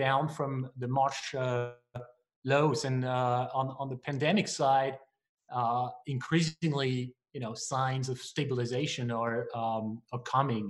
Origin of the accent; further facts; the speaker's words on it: France; moved away as an adult; also born or lived in Asia / New York; now in United States; I'm not from here. I was born in France, where I studied engineering and finance